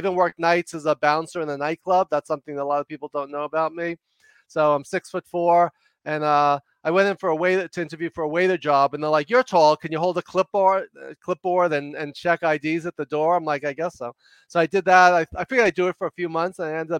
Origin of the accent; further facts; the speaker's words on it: New York, United States; now in Los Angeles, United States; I talk fast and loud because I'm from New York, but I'm an extreme introvert.